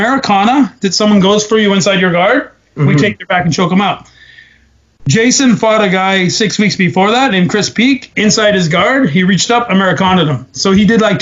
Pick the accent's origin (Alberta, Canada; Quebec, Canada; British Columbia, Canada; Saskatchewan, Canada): Alberta, Canada; moved away; also born or lived in Ontario; I was from Alberta and I had my first couple fights there, I had a following